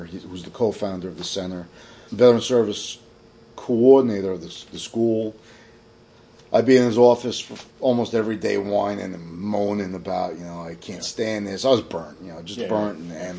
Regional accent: New York City, New York, United States; now in Kingston, United States; I'm from Staten Island originally.

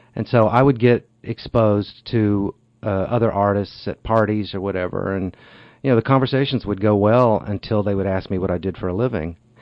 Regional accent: Amarillo, Texas, United States; also born or lived in Iowa / Wall Street, New York; now in Cochecton, United States; I moved there when I was a year old. My father worked for Texaco. And so we moved from Iowa. And um, I was a year old when we moved to Amarillo. And so my all of my childhood memories took place there

